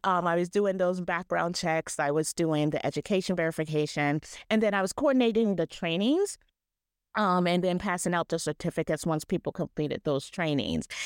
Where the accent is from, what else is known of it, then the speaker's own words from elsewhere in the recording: Ohio, United States; I'm from Ohio